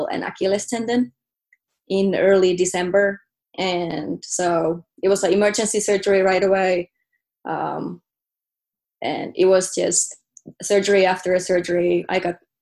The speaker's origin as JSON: {"language": "English", "town": "Pihtipudas", "region": "Central Finland", "country": "Finland", "tie": "born or raised there", "also_born_or_lived": "Germany", "first_language": "Finnish", "second_language": "English", "moved": "as an adult", "said": "I am from Finland, a city called, it's not even a city, it's a village called Pihtipudas."}